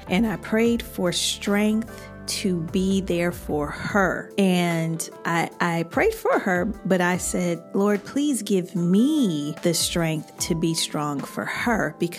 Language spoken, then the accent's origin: English; Chicago, Illinois, United States; Child, I'm from Chicago.